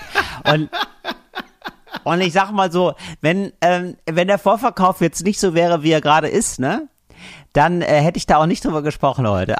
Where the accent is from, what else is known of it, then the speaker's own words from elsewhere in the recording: Geldern, North Rhine-Westphalia, Germany; moved away; ich bin ja aufgewachsen in Geldern